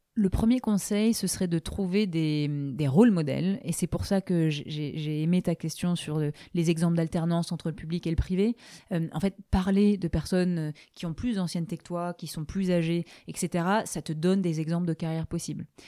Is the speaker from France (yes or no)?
yes; Aix-en-Provence, Provence-Alpes-Côte d'Azur, France; moved away; je suis exoise donc je suis d'Aix-en-Provence. Je suis extrêmement attachée à la région.